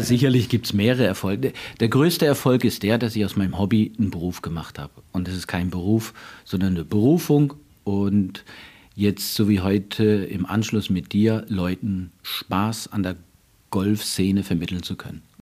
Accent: Northern Germany, Germany; also born or lived in Canada; now in Freiburg, Germany; in Kanada geboren, Norddeutschland aufgewachsen

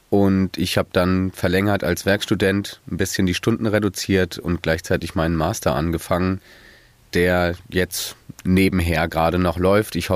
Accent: Frankfurt, Hesse, Germany; Eventuell auch in meiner Heimatstadt Frankfurt.

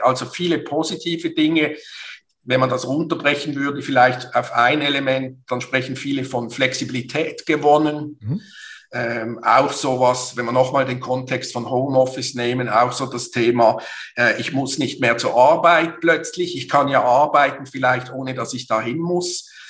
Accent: Basel, Basel-Stadt, Switzerland; Basel aufgewachsen, geboren, sozialisiert zur Universität. Eigentlich könnte man sagen, ich bin nie raus aus dieser schönen Stadt.

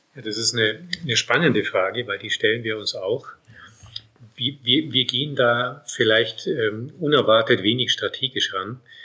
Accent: Munich, Bavaria, Germany; moved away as an adult; also born or lived in South Tyrol, Italy; now in Bolzano, Italy; Ich komme ja ursprünglich aus München. Man hört ja auch im Verhältnis zu meiner Frau, dass ich keinen Südtiroler Dialekt habe und habe ihn auch nicht angenommen

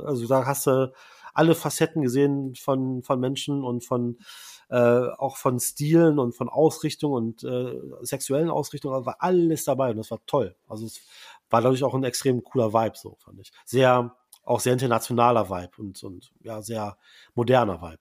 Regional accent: Braunschweig, Lower Saxony, Germany; Braunschweig, wo ich herkomme

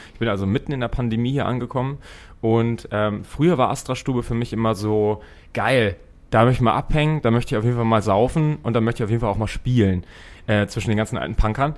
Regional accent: Braunschweig, Lower Saxony, Germany; moved away as an adult; now in Hamburg, Germany; in Braunschweig, meiner Heimatstadt.

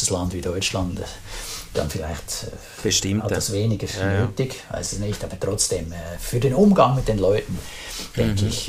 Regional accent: Switzerland; man fühlt sich dann als Schweizer dann manchmal so ein bisschen vor den Kopf gestoßen.

